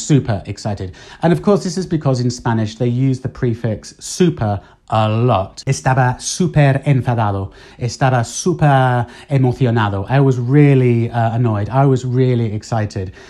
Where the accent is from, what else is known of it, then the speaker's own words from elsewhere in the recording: United Kingdom; moved away as an adult; now in Spain; what we would say, certainly in the UK